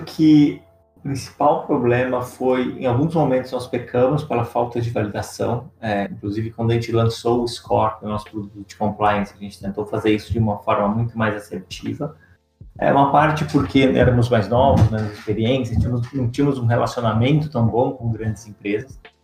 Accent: interior of São Paulo, Brazil; eu sou do interior de São Paulo, então é um setor que eu conheço bastante, morei em fazenda e tudo mais

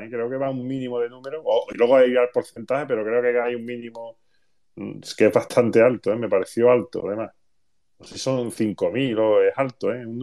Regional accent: Rociana del Condado, Andalusia, Spain; yo soy de Rociana.

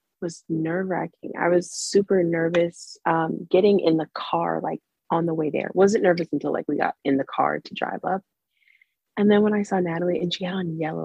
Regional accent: Florida, United States; I'm from Florida

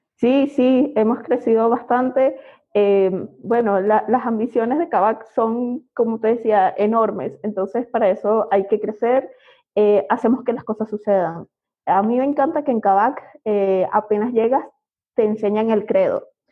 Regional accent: Venezuela; accent: Venezuelan; moved away as an adult; now in Mexico; como podrán oír por mi acento, es venezolana

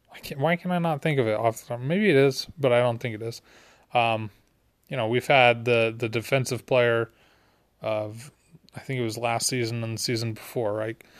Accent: Utah, United States; also born or lived in Seattle, Washington; I lived in Utah, and, you know, that ninety-eight finals, I was like, four years old

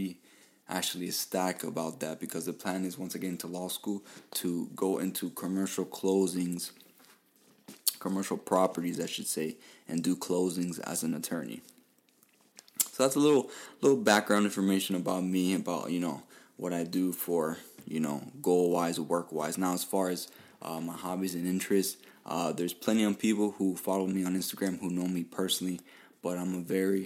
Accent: Miami, Florida, United States; I was born and raised here in Miami, Florida.

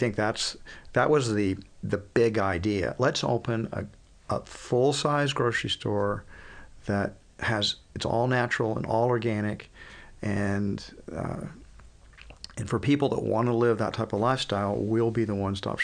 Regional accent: Houston, Texas, United States; now in Austin, United States; I grew up in Houston

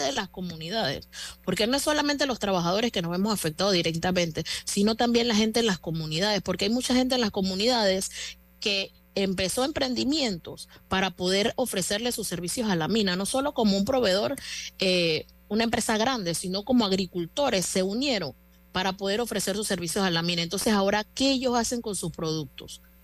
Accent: Panama; yo como panameña

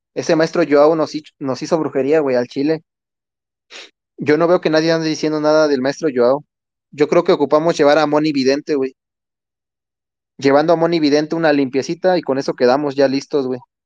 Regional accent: Mexico; somos propios mexicanos

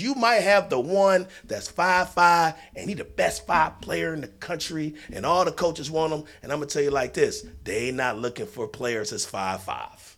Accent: Detroit, Michigan, United States; we're all from the state, from the city of Michigan. I mean, it's, you know, city of Detroit. We're all from Seven Mile

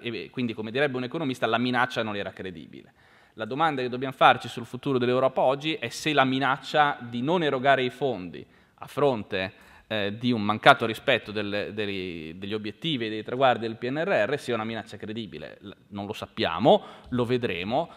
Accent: Genoa, Liguria, Italy; io sono di Genova

